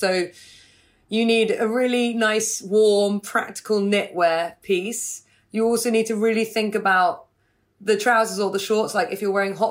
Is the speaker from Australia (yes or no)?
no; Hampshire, South East England, United Kingdom; moved away; also born or lived in New York; I grew up in Hampshire